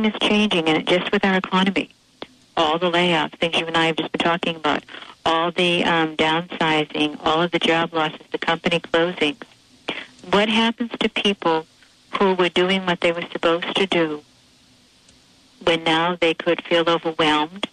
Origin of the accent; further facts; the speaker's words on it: Boston, Massachusetts, United States; I'm from South Boston, Massachusetts